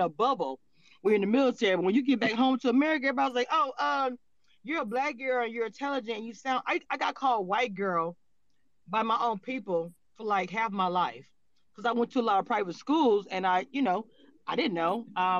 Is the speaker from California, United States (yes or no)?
yes; California, United States; born there; Because I was born originally from California. So when I came back from traveling, they called myself and my sister, they called us white girls.